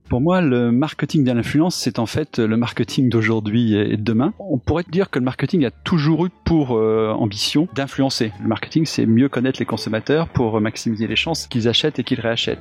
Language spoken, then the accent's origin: French; Auvergne-Rhône-Alpes, France; je suis auvergnat